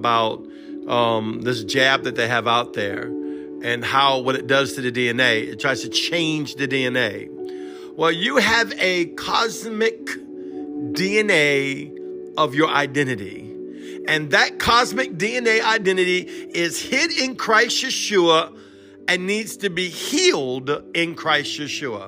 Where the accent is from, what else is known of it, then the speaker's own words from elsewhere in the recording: Cajun, Louisiana, United States; I'm Cajun, broken English, half Hebrew